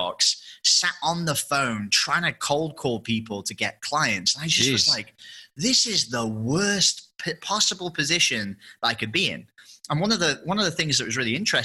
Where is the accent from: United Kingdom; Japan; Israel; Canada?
United Kingdom; England; moved away as an adult; obviously I'm English